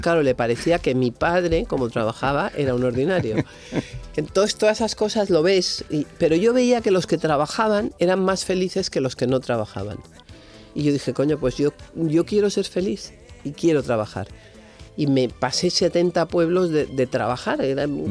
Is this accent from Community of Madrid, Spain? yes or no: yes; Madrid, Community of Madrid, Spain; en Madrid yo vivía la casa más moderna de Madrid